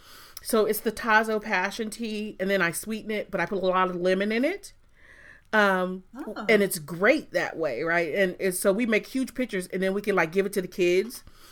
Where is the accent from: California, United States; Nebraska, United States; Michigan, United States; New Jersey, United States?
Michigan, United States; a Michigan girl, so it's Verner's or nothing, man.